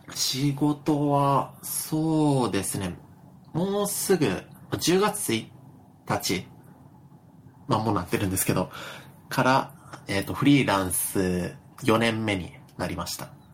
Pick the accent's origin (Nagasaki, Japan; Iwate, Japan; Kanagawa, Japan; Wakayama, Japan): Wakayama, Japan; moved away as an adult; also born or lived in Tokyo; 僕の実家で住んでる